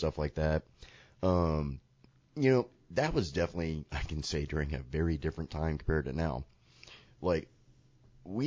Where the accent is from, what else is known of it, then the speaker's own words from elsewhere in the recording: Sarasota, Florida, United States; This is my hometown, Sarasota